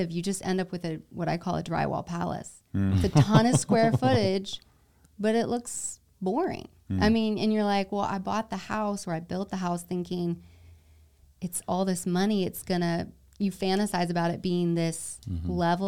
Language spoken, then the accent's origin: English; South Carolina, United States; Yeah, I grew up like in South Carolina.